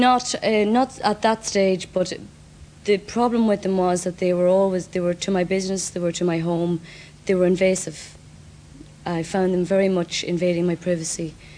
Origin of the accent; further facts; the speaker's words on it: Ireland; I'm the only Irish person who is an ex member of the Church of Scientology